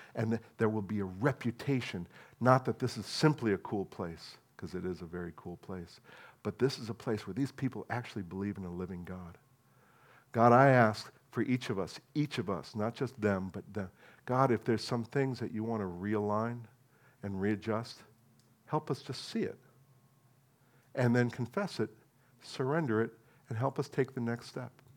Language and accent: English; New Jersey, United States; moved away; And I'm American